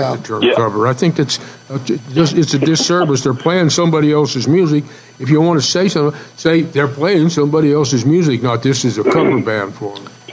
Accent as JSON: {"language": "English", "region": "New Mexico", "country": "United States", "tie": "born or raised there", "also_born_or_lived": "Arizona", "moved": "yes", "said": "I grew up in New Mexico and I spent a lot of time in Arizona with my dad because my folks was, were separated"}